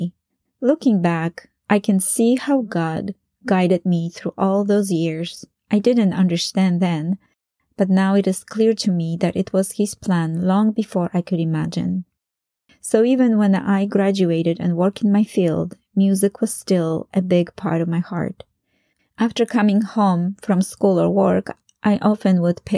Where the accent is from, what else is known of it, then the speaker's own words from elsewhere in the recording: Poland; English is a second language; moved away as an adult; I returned to Poland